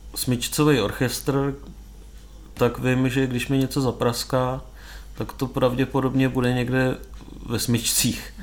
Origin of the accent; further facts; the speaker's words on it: Czechia; u nás